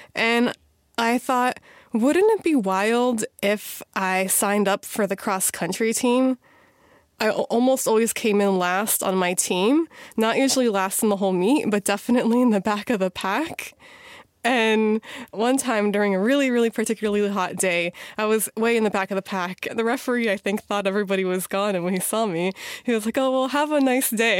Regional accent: Missouri, United States; moved away as an adult; also born or lived in Chicago, Illinois / East Coast; now in Washington, D.C., United States; I was born in Chicago, raised in Missouri

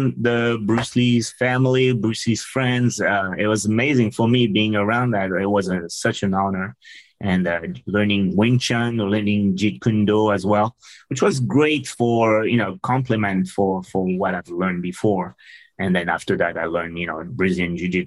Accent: France; English is a second language; moved away as an adult; also born or lived in Seattle; I'm originally from France.

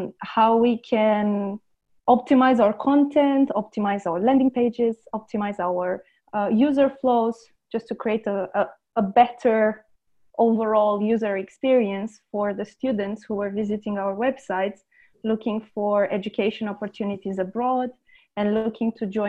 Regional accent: Romania; also born or lived in London, United Kingdom; now in Lisbon, Portugal; I am originally from Romania

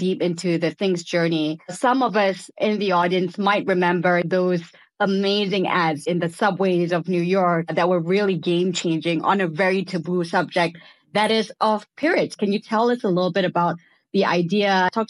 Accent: Malaysia; I was born in Malaysia, Muslim majority Malaysia

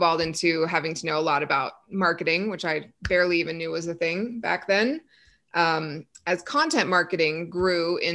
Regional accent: Texas, United States; now in Colorado, United States; I grew up in Texas where we had zero mountains, and now I live within eyeshot of the mountains

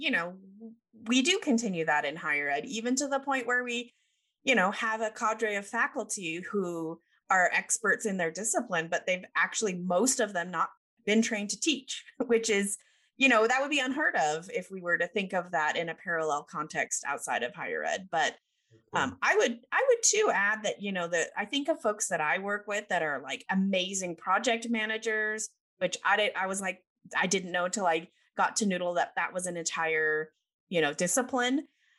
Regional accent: United Kingdom; is being raised British. I know you can't tell because I don't have my accent.

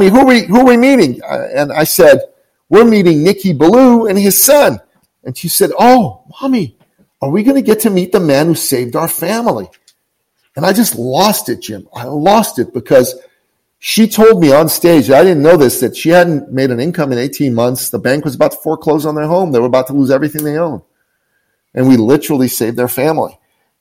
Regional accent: Tehran, Tehran Province, Iran; now in Canada; I'm originally from Tehran, Iran

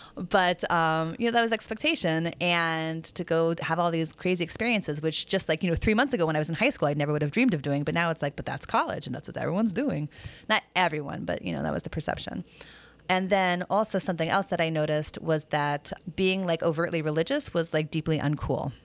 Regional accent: Des Moines, Iowa, United States; also born or lived in Mission Viejo, Orange County, California; when I was growing up in Des Moines.

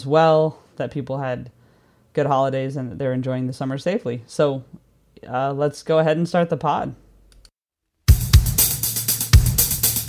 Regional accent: United States; now in London, United Kingdom; I spent July 4th as an American in London

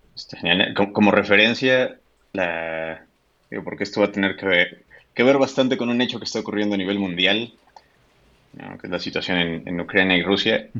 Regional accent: Mexico; también soy un desarrollador mexicano

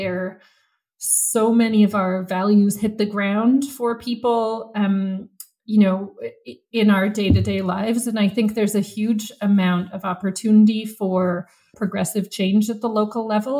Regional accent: Vancouver, British Columbia, Canada; I grew up in Vancouver. I grew up on the west side of Vancouver

